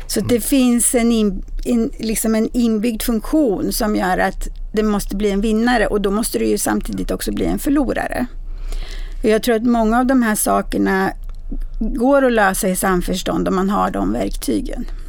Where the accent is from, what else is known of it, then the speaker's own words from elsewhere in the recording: Bergslagen, Sweden; Bergslagen, där jag kommer ifrån